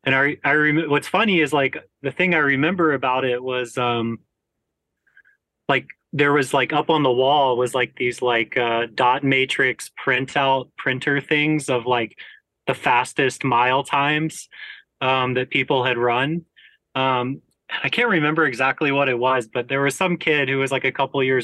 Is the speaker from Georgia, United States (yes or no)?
yes; Georgia, United States; growing up in Georgia